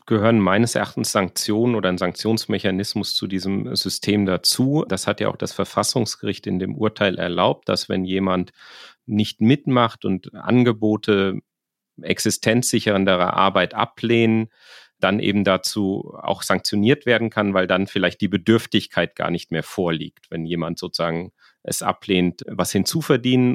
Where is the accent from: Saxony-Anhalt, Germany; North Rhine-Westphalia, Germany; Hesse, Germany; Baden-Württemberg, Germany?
Hesse, Germany; rural; Also ich komme aus äh, der Provinz in Hessen. Die Gemeinde, wo ich herkomme, ist in der Mietstufe 1, die niedrigste